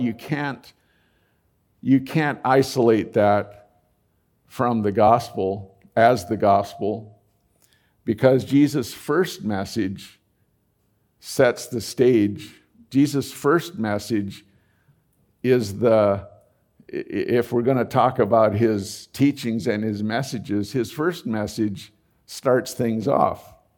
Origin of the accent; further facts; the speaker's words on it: United States; as an American